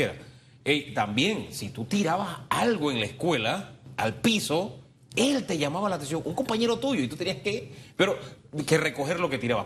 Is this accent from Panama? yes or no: yes; Panama; como panameños